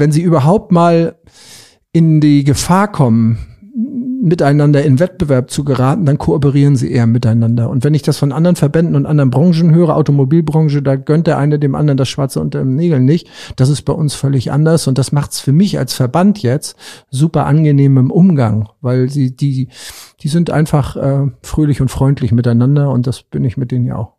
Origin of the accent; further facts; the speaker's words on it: Rendsburg, Schleswig-Holstein, Germany; meinen Heimatort Rendsburg